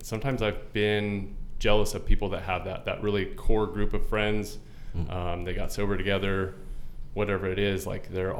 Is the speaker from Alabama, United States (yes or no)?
no; Gilbert, Arizona, United States; I grew up in Gilbert, Arizona.